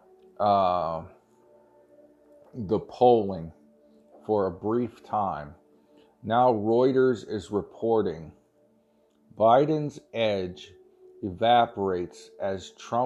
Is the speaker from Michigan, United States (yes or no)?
no; Ohio, United States; I'm from Ohio.